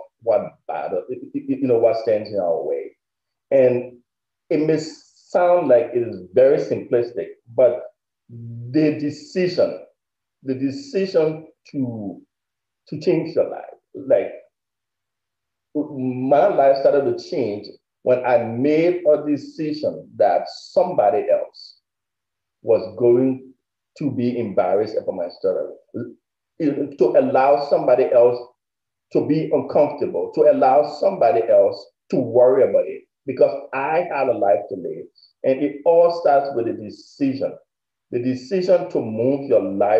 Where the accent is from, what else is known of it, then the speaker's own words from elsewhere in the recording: Liberia; now in United States; I am originally from West Africa, Liberia. And I immigrated to the United States in 1999.